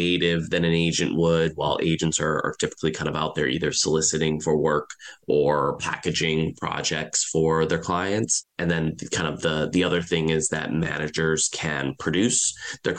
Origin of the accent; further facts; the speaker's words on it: Michigan, United States; moved away as an adult; now in Los Angeles, United States; I'm originally from Michigan, came out to LA about 18 years ago